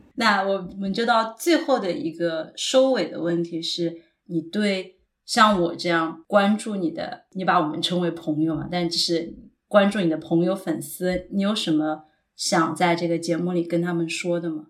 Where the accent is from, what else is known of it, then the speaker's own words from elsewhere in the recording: China; now in Ireland; 好像我们作为中国人不是特别能够接受别人的夸赞